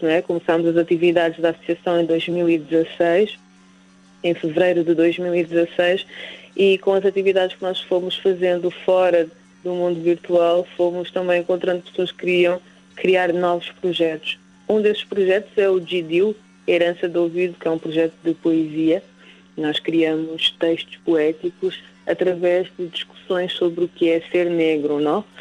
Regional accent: Portugal; also born or lived in Angola; Eu, por exemplo, nasci em Angola, vim para cá muito pequenina, mas tudo o que eu conheço é Portugal

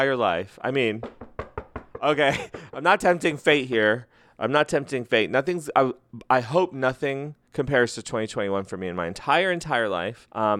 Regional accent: New Mexico, United States; I'm also from New Mexico. I'm Mexican.

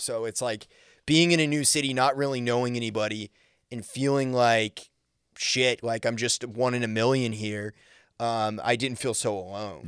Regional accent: Maine, United States; moved away; also born or lived in Nashville; originally from Maine

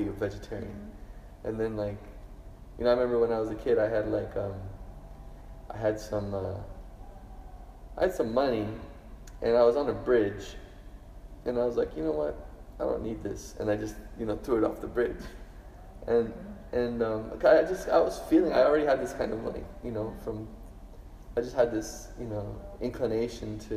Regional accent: Toronto, Ontario, Canada; now in Brisbane, Australia; I grew up in Toronto, Canada, where the culture is ice hockey and skiing and stuff

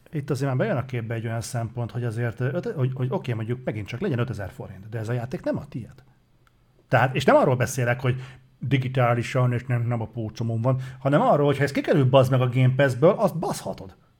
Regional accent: Hungary

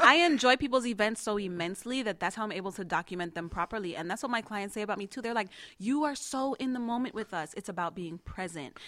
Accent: New York City, New York, United States; now in South Florida, United States; I'm from Queens

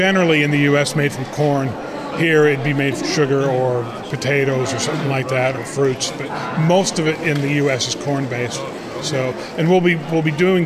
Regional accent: Oregon, United States; moved away as an adult; now in Northern Ireland, United Kingdom; I'm from Oregon, west coast of the U.S., just above California.

